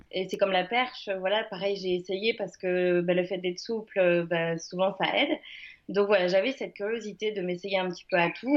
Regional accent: Le Mans, Pays de la Loire, France; moved away as an adult; now in Uzès, France; je suis née au Mans, je suis sartoise et j'ai vécu là-bas jusqu'à mes 18 ans

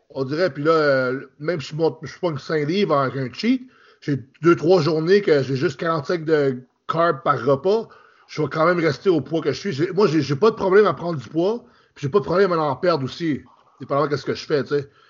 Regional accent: Quebec, Canada; moved away as an adult; now in Ontario, Canada; Je suis euh, français du Canada. Dans j'ai grandi au Québec. Là, j'habite en Ontario.

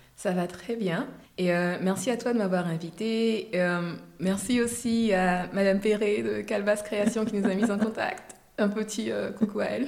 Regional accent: Abidjan, Côte d’Ivoire; accent: Ivorian; also born or lived in United States; je viens d'Abidjan, qui est censé être, euh, ou de la Côte d'Ivoire

